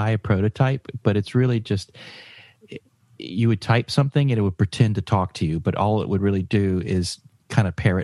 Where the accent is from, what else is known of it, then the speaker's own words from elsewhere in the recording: Georgia, United States; I'm from Georgia, from a rural, very small